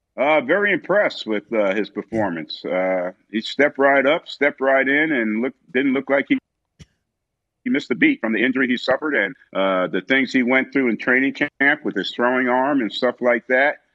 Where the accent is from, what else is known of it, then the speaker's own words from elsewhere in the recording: South River, New Jersey, United States; moved away; I'm from South River, New Jersey, twenty minutes down the turnpike